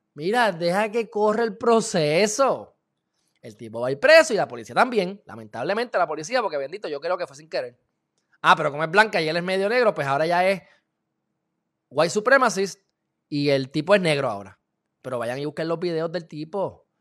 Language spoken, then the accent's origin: Spanish; Puerto Rico; Yo soy alemán, portugués, puertorriqueño